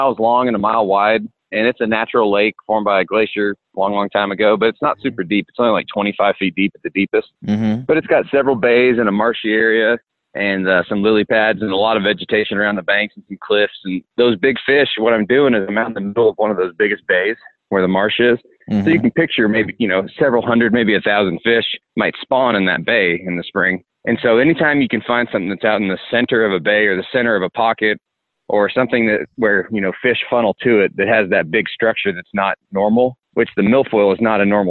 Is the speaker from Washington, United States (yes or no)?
yes; Spokane, Washington, United States; moved away as an adult; also born or lived in Wisconsin; I'm actually from Washington